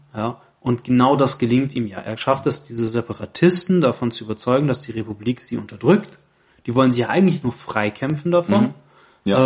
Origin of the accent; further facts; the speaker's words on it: Baden-Württemberg, Germany; also born or lived in Saarland; ich bin auch im Saarland geboren, aber hier in Baden-Württemberg aufgewachsen